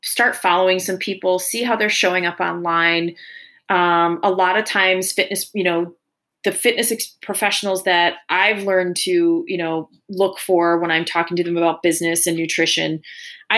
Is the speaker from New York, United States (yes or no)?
yes; New York, United States; we grew up in New York